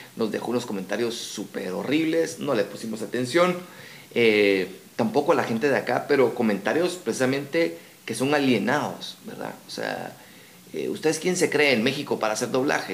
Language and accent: Spanish; Guatemala; accent: Guatemalan; nosotros tenemos nuestro acento guatemalteco